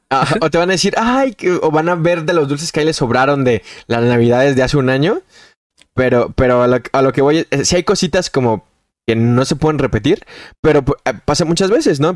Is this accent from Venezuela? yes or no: no; Mexico; ya siendo mexicanos